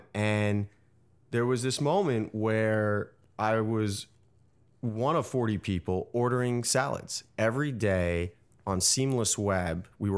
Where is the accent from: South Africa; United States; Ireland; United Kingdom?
United States; New York City, New York; So I grew up in New York City in the West Village. I went to Colgate University in upstate New York.